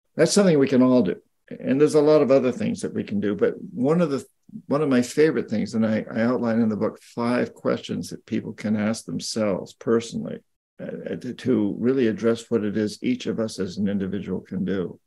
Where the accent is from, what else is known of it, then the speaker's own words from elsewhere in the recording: United States; I'm an American